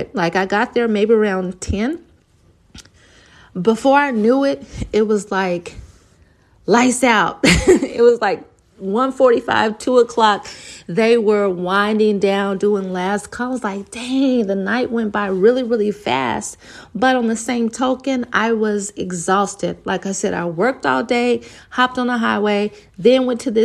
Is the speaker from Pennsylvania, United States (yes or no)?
no; Oklahoma, United States; moved away as an adult; now in Texas, United States; I'm from Oklahoma